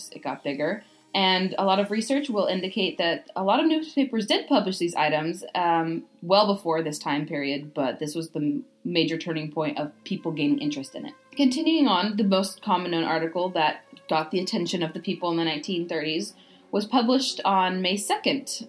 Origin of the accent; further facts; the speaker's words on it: United States; accent: American; the American accent. My accent.